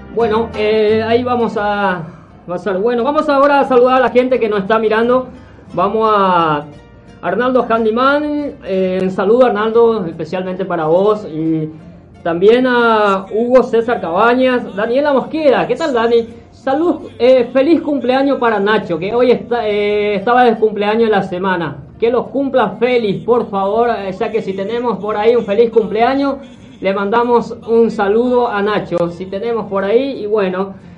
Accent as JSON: {"language": "Spanish", "town": "Itá", "region": "Central", "country": "Paraguay", "tie": "born or raised there", "moved": "as an adult", "lives_now": "Buenos Aires, Argentina", "said": "del pueblo donde yo nací, eh, Laguna Itá, Paraguay."}